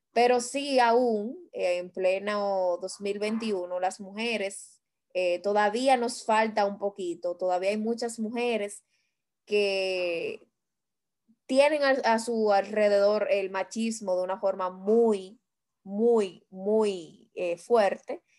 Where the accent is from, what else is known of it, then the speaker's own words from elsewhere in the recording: Dominican Republic; como dominicanos que somos